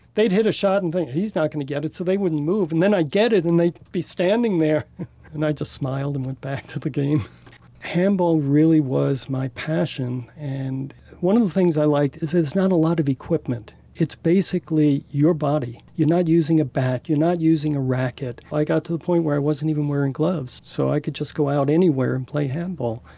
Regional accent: New York City, New York, United States; moved away; also born or lived in Saint George, Utah; I did grow up in Brooklyn

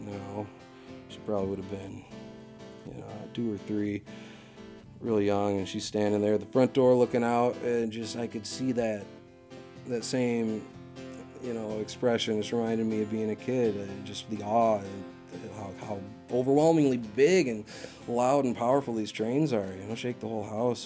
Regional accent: Massachusetts, United States; house I grew up in out in Achusetts

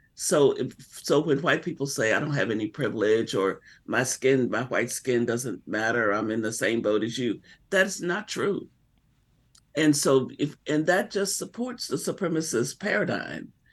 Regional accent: Arkansas, United States; as a little girl growing up in Arkansas

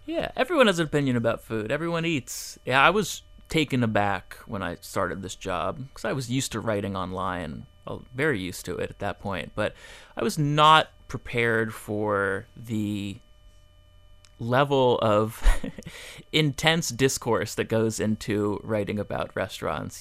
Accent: Fort Lauderdale, Florida, United States; also born or lived in Miami; I grew up in Fort Lauderdale

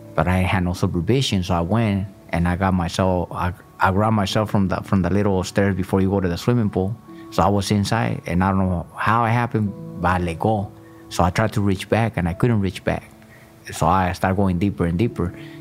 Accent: Michoacán, Mexico; I was born in Michoacan, Mexico.

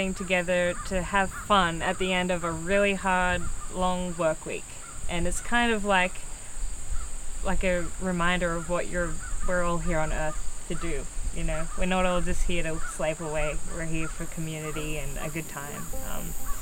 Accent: Australia; moved away; I'm from Australia, and my dad got really into bluegrass music back in the 70s.

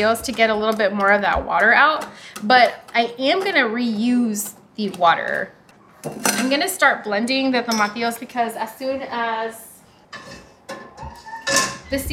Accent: South Texas, United States; I grew up in South Texas

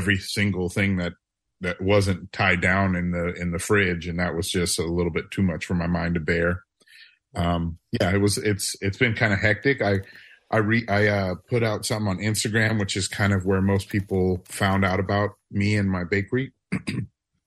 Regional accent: New Orleans, Louisiana, United States; moved away; I'm from New Orleans

